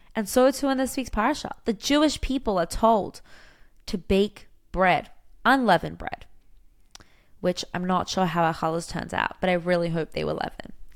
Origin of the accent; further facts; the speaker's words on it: Australia; now in Israel; I'm from Australia.